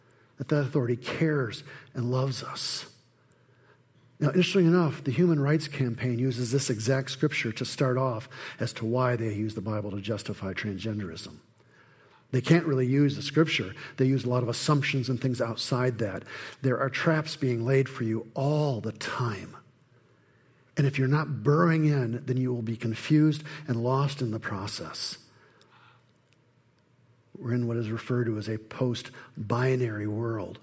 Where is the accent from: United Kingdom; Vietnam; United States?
United States; Flint, Michigan; Growing up in Flint